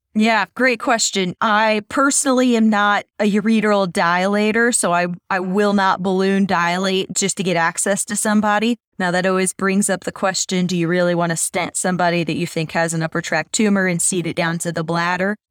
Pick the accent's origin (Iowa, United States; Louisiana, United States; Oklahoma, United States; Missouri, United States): Missouri, United States; I'm from Missouri, where, we're known as the show me state